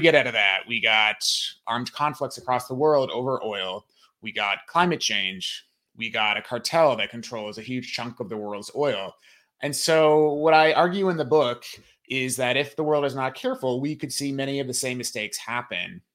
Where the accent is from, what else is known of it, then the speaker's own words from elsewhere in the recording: United States; as an American